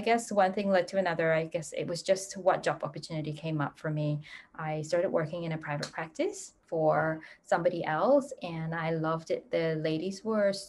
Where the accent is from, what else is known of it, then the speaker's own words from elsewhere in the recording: Singapore; moved away; I'm from Singapore originally.